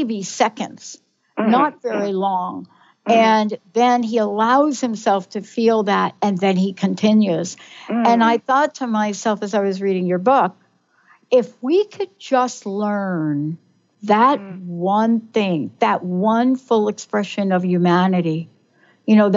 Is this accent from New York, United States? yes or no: yes; New York, United States; I grew up in the East Coast, mm-hmm. grew up in New York, early childhood Catholic